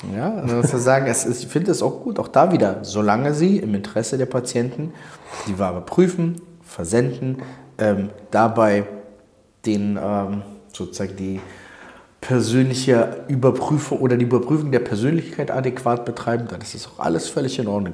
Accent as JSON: {"language": "German", "region": "Berlin", "country": "Germany", "tie": "born or raised there", "also_born_or_lived": "Odessa, Ukraine (Soviet Union)", "said": "gebürtig aus Odessa, Sowjetunion damals, bin als äh, Zweijähriger nach West-Berlin gekommen"}